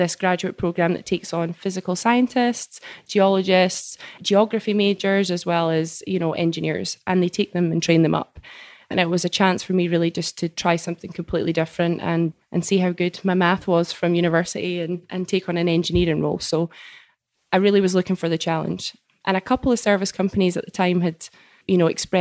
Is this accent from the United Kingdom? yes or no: yes; Scotland, United Kingdom; moved away as an adult; also born or lived in South Dakota, United States / Edinburgh, United Kingdom; now in Permian Basin, United States; I'm originally from Scotland. Well, I say that I grew up there